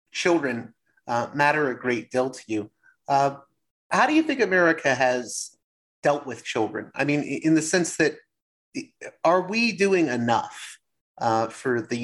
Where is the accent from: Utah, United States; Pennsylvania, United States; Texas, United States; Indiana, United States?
Pennsylvania, United States; Pittsburgh; I grew up in Pittsburgh